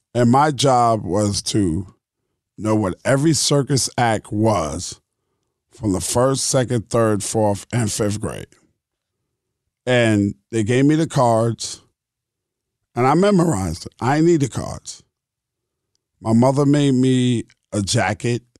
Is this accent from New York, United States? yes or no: yes; New York City, New York, United States; also born or lived in Brooklyn, New York; I grew up in Queens, New York. I was born in Brooklyn, in Cumberland Hospital. I lived in Brooklyn till I was six, and then we moved to Queens.